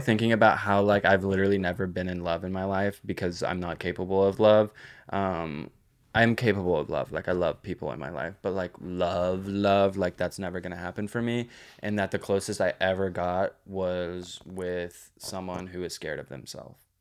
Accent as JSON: {"language": "English", "town": "Granbury", "region": "Texas", "country": "United States", "tie": "born or raised there", "said": "I grew up in Hood County."}